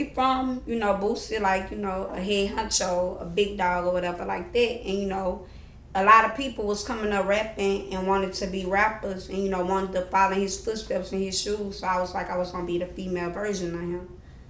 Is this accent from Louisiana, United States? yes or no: yes; Baton Rouge, Louisiana, United States; That's like on the north side of Baton Rouge.